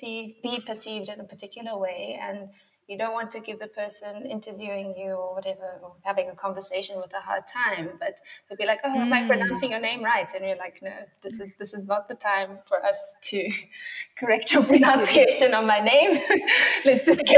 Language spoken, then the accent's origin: English; Yeoville, Gauteng, South Africa; I did a lot of my growing up in Yeovil.